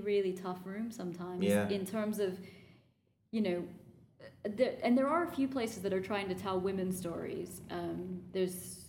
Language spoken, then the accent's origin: English; United States; the fact that I'm American